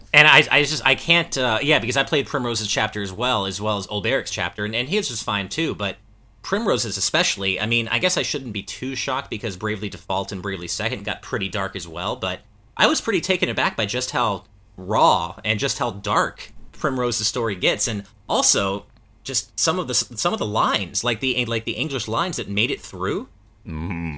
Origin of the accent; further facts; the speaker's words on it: United States; speaking as an American